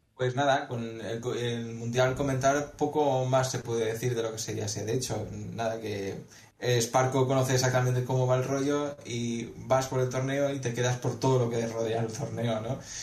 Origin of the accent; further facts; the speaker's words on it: Valencia, Valencian Community, Spain; soy un jugador de Valencia